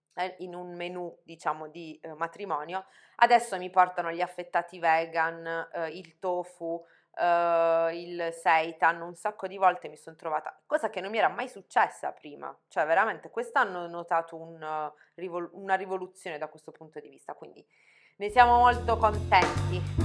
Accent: Conversano, Apulia, Italy; del mio paese di Conversano

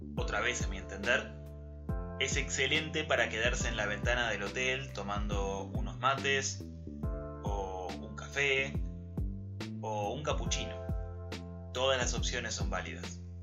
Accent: Argentina; soy argentino

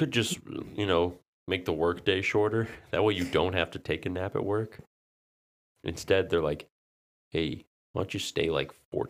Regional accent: Canton, Ohio, United States; Yeah, we grew up in Canton, Ohio.

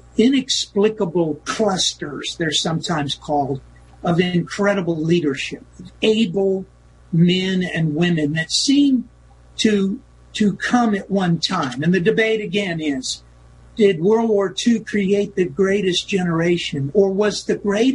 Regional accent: United States; as an American, as a believer in individual liberty

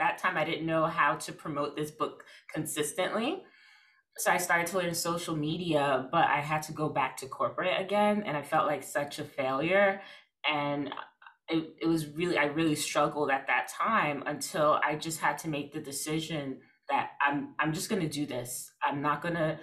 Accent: New York City, New York, United States; I'm from Brooklyn. I don't know. I'm in Brooklyn.

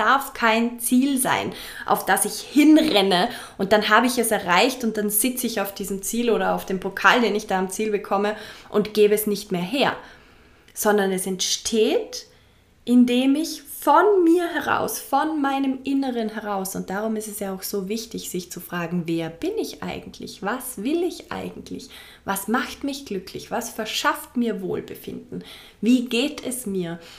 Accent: Vorarlberg, Austria; now in Fuerteventura, Spain; einige Wochen in meiner Heimat in Vorarlberg. Es war wunderschön. Ich habe es sehr geliebt und bin jetzt gerade wieder zurück auf Fuerteventura, meiner momentanen zweiten Heimat.

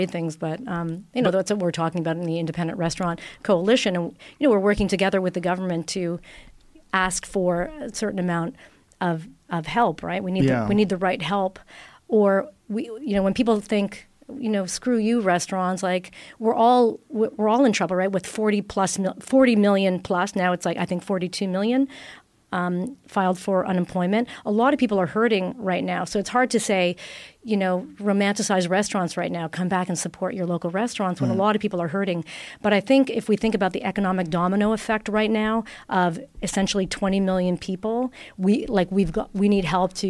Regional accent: Italy; English is a second language; moved away as an adult; now in Toronto, Canada; out of university, I came from Italy, and I opened my first restaurant in Toronto

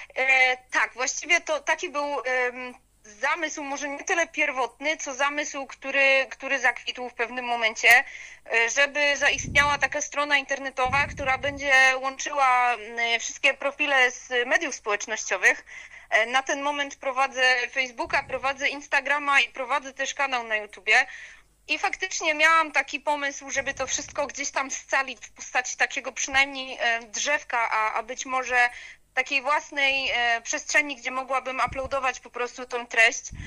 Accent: Upper Silesia, Poland; pochodzę z Górnego Śląska, y, urodziłam się tutaj, cała moja rodzina stąd pochodzi

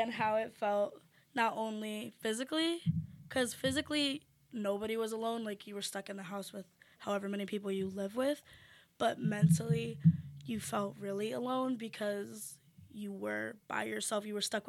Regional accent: Pennsylvania, United States; moved away

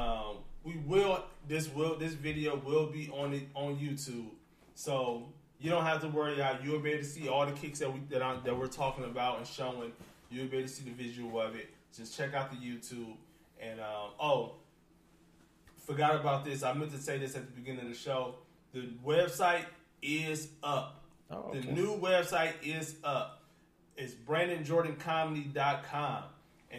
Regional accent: Detroit, Michigan, United States; Growing up in Detroit

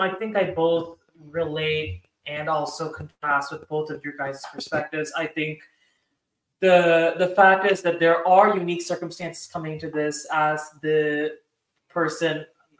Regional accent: United States; growing up in the United States, especially because I was born and raised here, you know, in the context of being an Indian American, and having an Indian American household

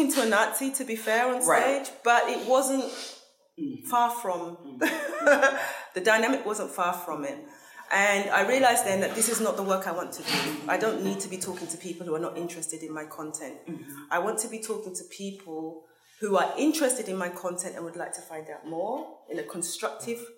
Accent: London, United Kingdom; moved away as an adult; now in Germany; I grew up in London in a very unpolitical context

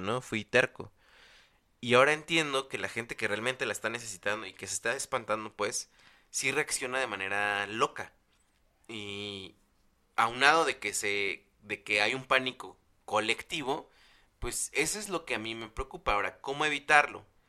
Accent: State of Mexico, Mexico; also born or lived in Chalco; en el Estado de México, de donde yo soy

